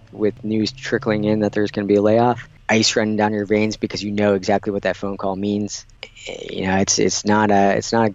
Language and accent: English; Wisconsin, United States; moved away as an adult; also born or lived in Virginia; now in Houston, United States; I'm originally from Wisconsin. Grew up there